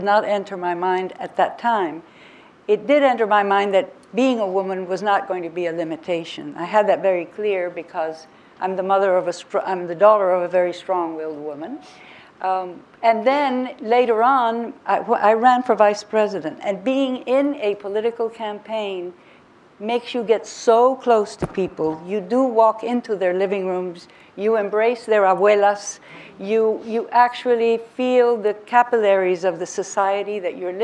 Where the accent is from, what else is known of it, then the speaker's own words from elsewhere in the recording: Costa Rica; also born or lived in United States; because I am half American and half Costa Rican, I'm a hybrid, my mother is American